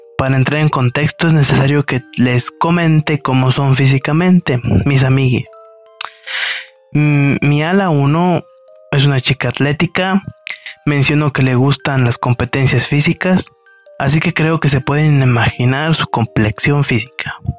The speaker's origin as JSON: {"language": "Spanish", "country": "Mexico", "said": "de México"}